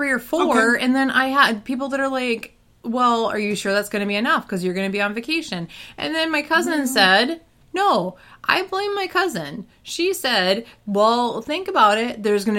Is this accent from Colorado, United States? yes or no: yes; Colorado, United States; I grew up in Colorado.